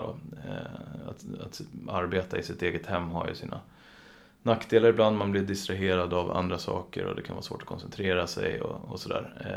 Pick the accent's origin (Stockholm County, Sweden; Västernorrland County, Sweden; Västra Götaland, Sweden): Stockholm County, Sweden; Mörkö; jag är uppvuxen på Mörkö